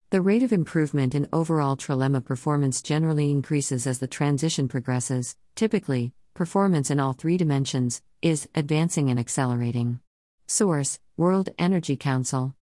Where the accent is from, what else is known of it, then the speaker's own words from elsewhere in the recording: Texas, United States; my home state